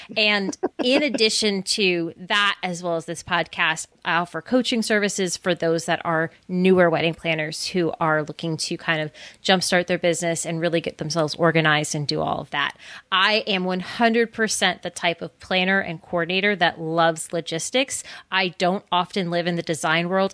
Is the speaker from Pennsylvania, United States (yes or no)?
yes; Scranton, Pennsylvania, United States; moved away; also born or lived in Bucks County, Pennsylvania; I am originally from Scranton, Pennsylvania